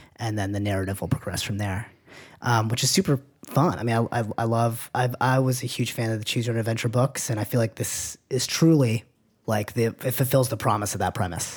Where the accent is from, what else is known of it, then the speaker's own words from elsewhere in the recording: Manchester, New Hampshire, United States; moved away; And this is in Manchester, New Hampshire. I'm from New Hampshire